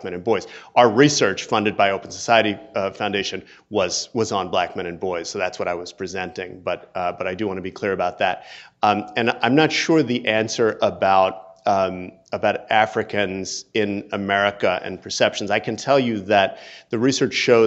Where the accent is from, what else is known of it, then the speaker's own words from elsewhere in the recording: New Jersey, United States; I'm black and I'm also a man and I'm also from New Jersey